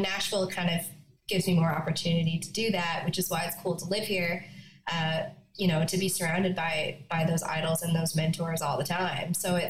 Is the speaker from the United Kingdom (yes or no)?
no; Yellowknife, Northwest Territories, Canada; born there; I was born in Yellowknife. I was born in Yellowknife and screeched in.